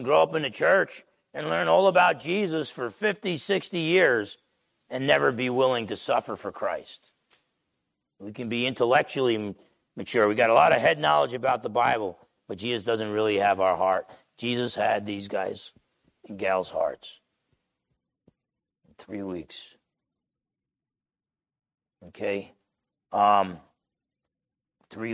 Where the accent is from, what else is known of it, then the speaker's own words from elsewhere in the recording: Essex County, New Jersey, United States; accent: New Jersey; moved away; I grew up in New Jersey.